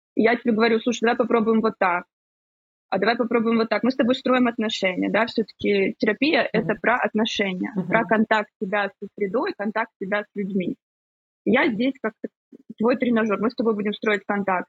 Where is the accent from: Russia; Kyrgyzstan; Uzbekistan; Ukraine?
Ukraine; now in Cyprus; сама из Украины, сейчас живу на Кипре